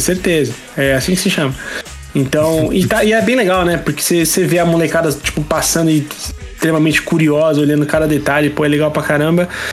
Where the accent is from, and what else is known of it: São Paulo, Brazil; born or raised there